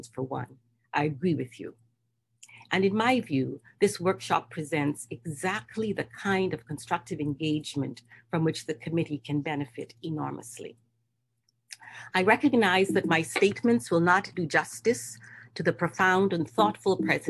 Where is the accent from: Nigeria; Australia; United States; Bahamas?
Bahamas; I'm from the Bahamas, the Caribbean region, yes, the Bahamas